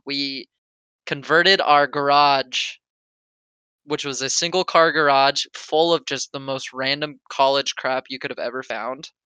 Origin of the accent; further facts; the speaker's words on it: Oregon, United States; I'm from Oregon